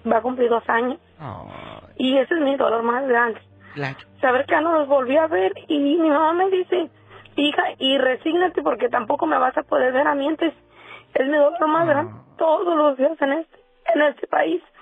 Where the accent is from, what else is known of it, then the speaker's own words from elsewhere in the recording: Jalisco, Mexico; moved away as an adult; Allá de, de Jalisco, de oh. Jalisco ya.